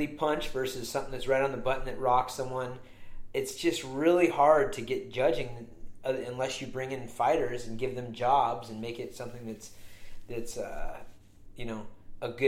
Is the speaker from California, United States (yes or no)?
yes; California, United States; I'm from California.